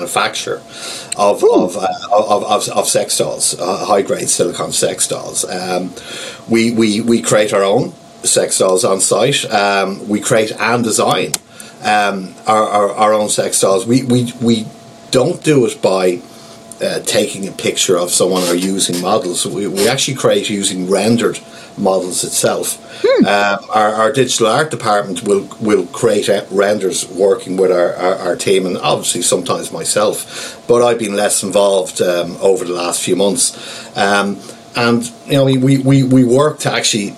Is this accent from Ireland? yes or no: yes; Ireland; moved away; also born or lived in Amsterdam; I'm an Irish national, and I'm currently at home in Ireland visiting family at the moment